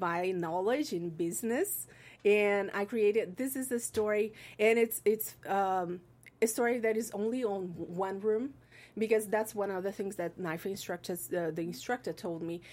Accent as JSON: {"language": "English", "country": "Brazil", "moved": "yes", "said": "I'm from Brazil."}